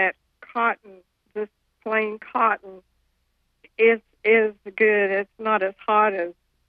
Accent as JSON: {"language": "English", "region": "North Carolina", "country": "United States", "tie": "born or raised there"}